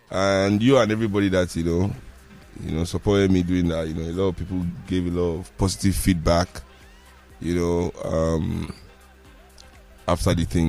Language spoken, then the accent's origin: English; Nigeria; so I guess it's that kind of, being a Nigerian, there's no way you can.